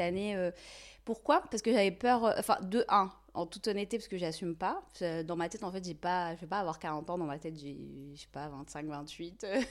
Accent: Tizi Ouzou, Tizi Ouzou Province, Algeria; moved away as an adult; now in France; je suis née en Algérie et j'ai grandi, vécu là-bas pendant plusieurs années. Euh, exactement à Tizi Ouzou, en Kabylie, en Algérie.

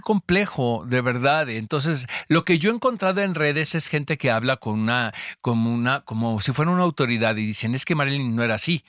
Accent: United States; now in Mexico; Yo que vengo de Gringolandia, ya sabes que eh, estudié allá y crecí allá.

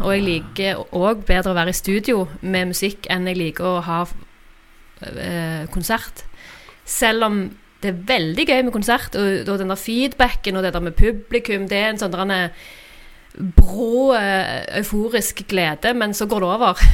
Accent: Randaberg, Rogaland, Norway; now in Stavanger, Norway; født og oppvokst på Randaberg. Eh, Flytta til Stavanger i ungdommen, og der har jeg blitt

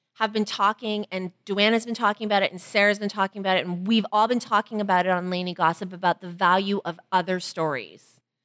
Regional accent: Toronto, Ontario, Canada; as a Chinese girl growing up in Toronto

